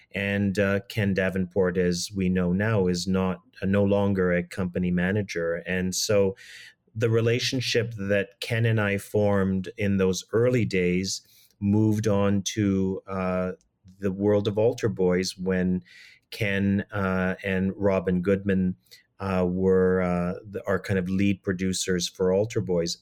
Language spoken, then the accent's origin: English; Toronto, Ontario, Canada; as a young person growing up in Toronto